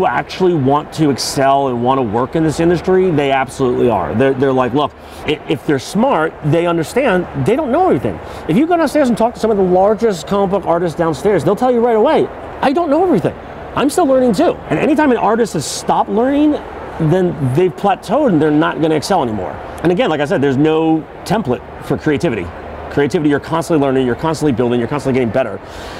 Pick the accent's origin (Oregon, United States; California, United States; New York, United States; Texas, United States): New York, United States; And I grew up in New York, and they had much smaller conventions out there that I would go to all the time.